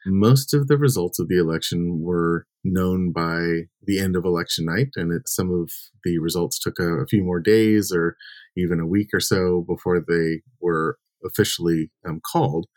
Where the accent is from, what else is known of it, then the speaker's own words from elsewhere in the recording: California, United States; my home state of California